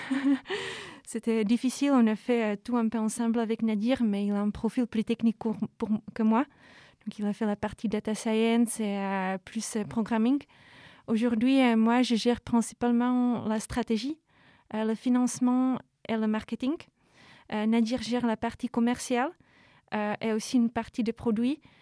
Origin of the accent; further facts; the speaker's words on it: Czechia; French is a second language; moved away as an adult; also born or lived in Brussels, Belgium; now in Paris, France; République tchèque, mais je vis à l'étranger depuis 10 ans.